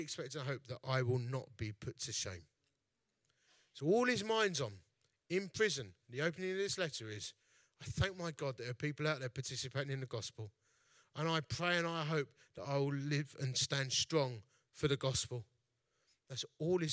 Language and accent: English; Dagenham, London, United Kingdom; also born or lived in Romford; I'm from Dagenham.